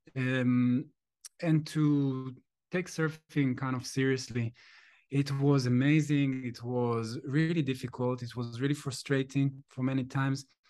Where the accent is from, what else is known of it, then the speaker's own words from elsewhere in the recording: Jerusalem, Jerusalem District, Israel; moved away; I'm from Jerusalem